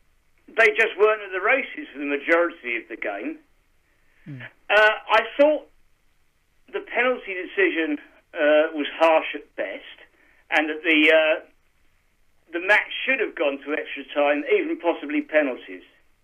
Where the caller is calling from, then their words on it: Kent, South East England, United Kingdom; from Kent.